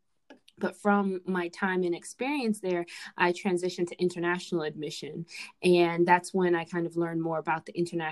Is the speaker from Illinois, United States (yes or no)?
no; Fort Lauderdale, Florida, United States; moved away as an adult; also born or lived in New York / Virginia; now in Washington, D.C. area, United States; I am originally born in New York, but raised in South Florida. So I was raised in Fort Lauderdale